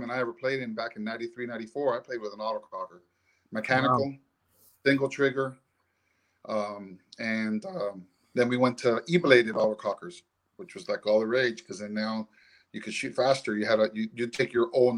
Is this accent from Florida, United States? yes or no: yes; Miami, Florida, United States; now in South Carolina, United States; I grew up in South Florida in Miami